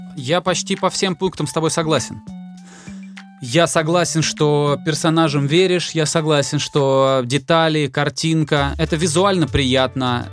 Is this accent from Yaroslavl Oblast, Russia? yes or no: no; Volgograd, Volgograd Oblast, Russia; also born or lived in Moscow; now in Tbilisi, Georgia; Я же из Волгограда, и там летом, типа, очень сильно жарко, а зимой очень сильно холодно.